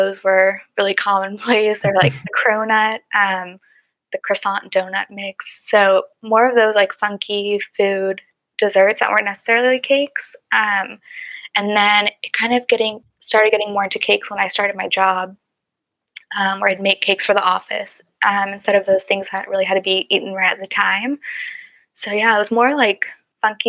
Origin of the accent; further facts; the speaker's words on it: Dallas, Texas, United States; also born or lived in Michigan; I grew up here in Dallas, Texas